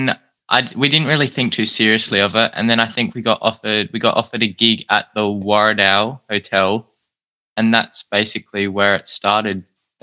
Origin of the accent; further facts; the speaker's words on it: Adelaide, South Australia, Australia; I was born here in Adelaide. I've lived here all my life, so we haven't really done much moving.